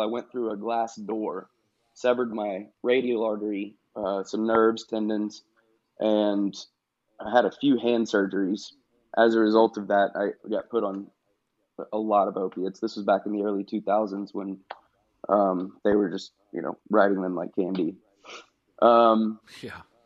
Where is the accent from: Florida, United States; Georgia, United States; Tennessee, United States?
Tennessee, United States; Knoxville; I was born in Knoxville, Tennessee.